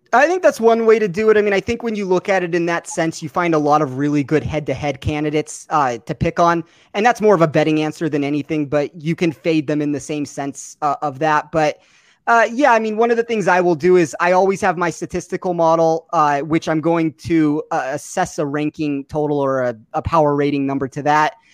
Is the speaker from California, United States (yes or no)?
no; Las Vegas, Nevada, United States; my hometown of Las Vegas